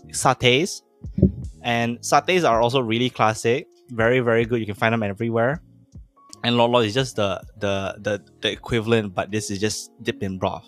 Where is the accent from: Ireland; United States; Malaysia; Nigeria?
Malaysia; we are a Malay first country